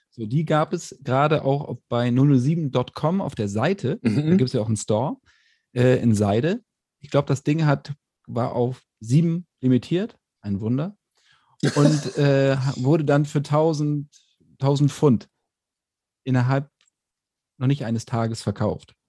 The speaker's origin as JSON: {"language": "German", "town": "Bassum", "region": "Lower Saxony", "country": "Germany", "said": "ich komme aus Bassum, äh, in der Nähe von Bremen"}